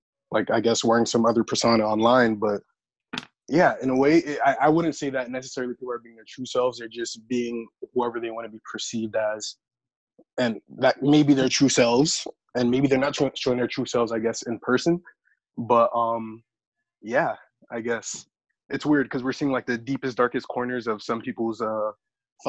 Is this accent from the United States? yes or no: yes; Miami, Florida, United States; I am from Miami originally. I am Haitian. Well, my family's Haitian. I was born in Miami